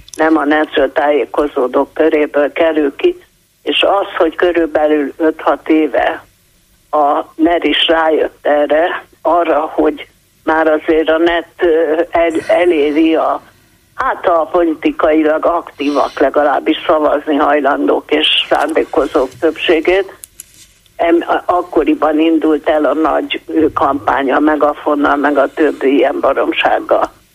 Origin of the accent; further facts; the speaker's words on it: Budapest, Hungary; Budapest a szülővárosom.